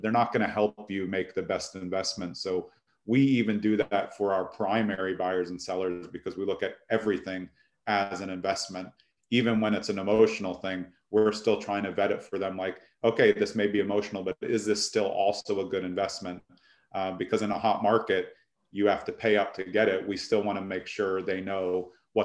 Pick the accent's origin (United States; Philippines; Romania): United States; New York City, New York; also born or lived in California / Essex County, New Jersey; now in New Jersey, United States; I grew up in Brooklyn